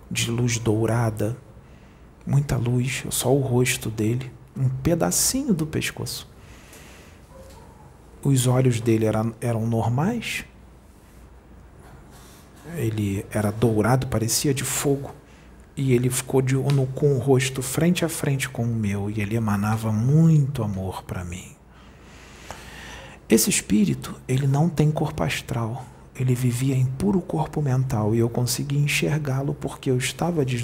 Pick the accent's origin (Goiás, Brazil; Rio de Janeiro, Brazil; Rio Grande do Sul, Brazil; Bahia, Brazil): Rio de Janeiro, Brazil; eu não fui até onde ele está, porque eu sou do Rio, ele é de Porto Alegre.